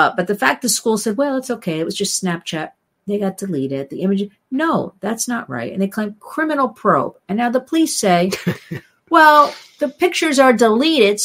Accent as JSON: {"language": "English", "region": "New Jersey", "country": "United States", "tie": "born or raised there", "said": "I grew up in New Jersey."}